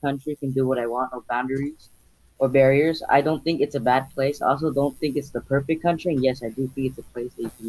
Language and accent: English; United States; I was born in America, and now my parents come from Mexico and Honduras.